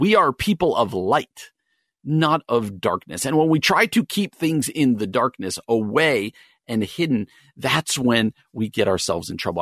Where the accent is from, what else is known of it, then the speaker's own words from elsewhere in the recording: New Jersey, United States; moved away as an adult; now in Wheaton, United States; I grew up in New Jersey. uh, about forty-five minutes outside New York City